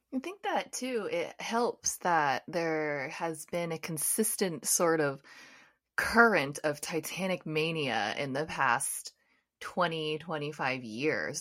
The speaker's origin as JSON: {"language": "English", "country": "United States", "said": "I'm from the United States"}